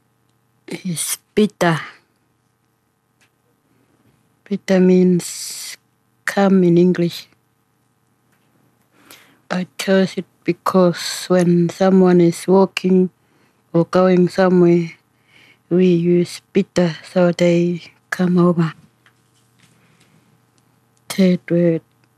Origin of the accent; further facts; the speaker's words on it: Warakurna, Western Australia, Australia; first language Ngaanyatjarra; English is a second language; I'm from Warrakoon area